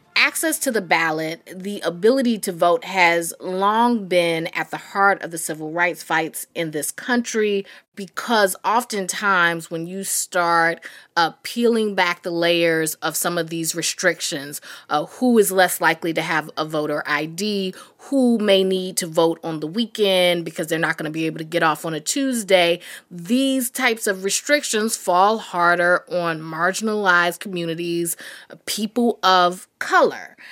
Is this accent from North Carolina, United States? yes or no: yes; North Carolina, United States; I'm from North Carolina, so I have family in Greensboro